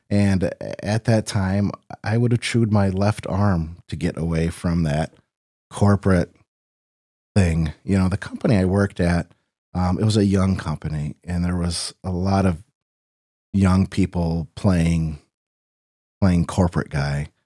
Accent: Rock Falls, Illinois, United States; I was born in Sterling Rock Falls. I, I've lived here all my life. Uh, went to Rock Falls High School

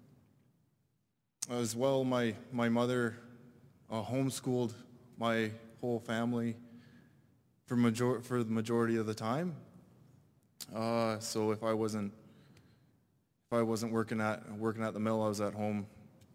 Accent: British Columbia, Canada; I'm from British Columbia, a little reserve on a mountain.

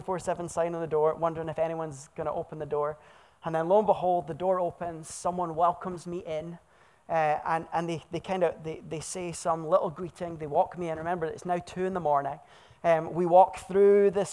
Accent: Scotland, United Kingdom; moved away as an adult; also born or lived in Oregon, United States / central England; now in Wilsonville, United States; I was born in Scotland.

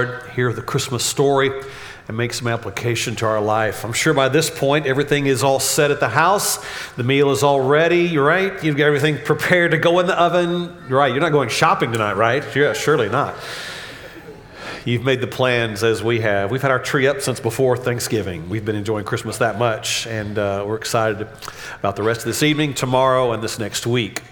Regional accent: Dallas, Texas, United States; also born or lived in Red Oak, Texas; I grew up really in Oak Cliff, moved to Red Oak in the late 70s

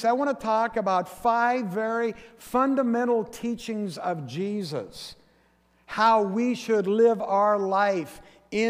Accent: Forks, Washington, United States; my hometown of Forks

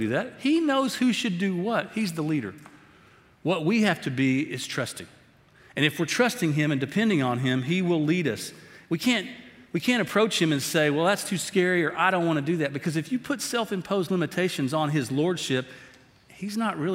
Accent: Tyler, Texas, United States; I grew up over in Tyler

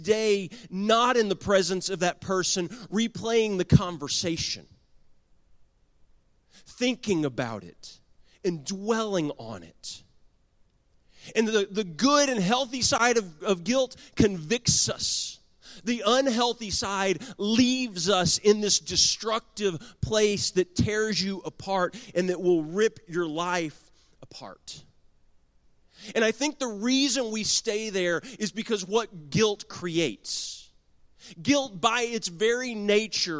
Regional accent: Garland, Texas, United States; I was born and raised in Garland, Texas.

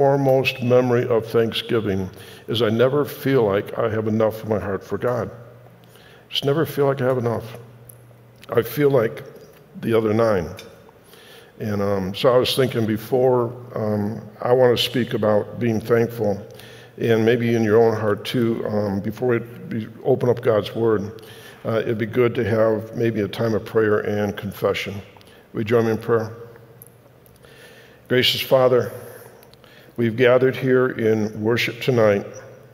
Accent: Detroit, Michigan, United States; When I was growing up in Detroit

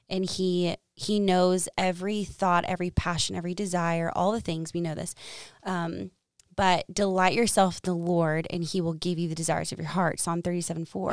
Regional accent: Dallas, Texas, United States; moved away as an adult; also born or lived in Arkansas / San Francisco, California; now in Ames, Iowa, United States; I'm originally from Texas, Dallas, and I went to the University of Arkansas

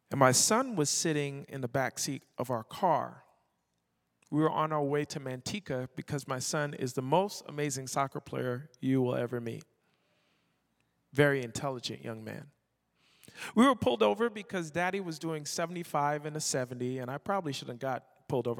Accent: Barbados; moved away; also born or lived in Toronto, Canada; I was born in Toronto and I was raised in Barbados

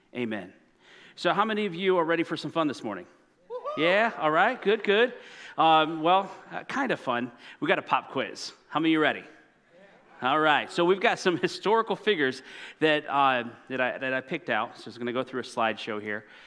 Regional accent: Indiana, United States; moved away as an adult; I grew up in Indiana

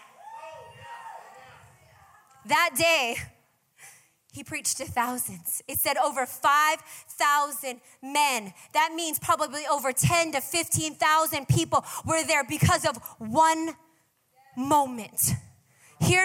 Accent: Hawaii, United States; I'm from Hawaii

